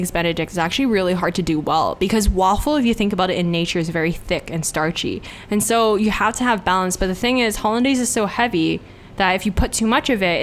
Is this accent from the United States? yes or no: no; Hong Kong; moved away; growing up in Hong Kong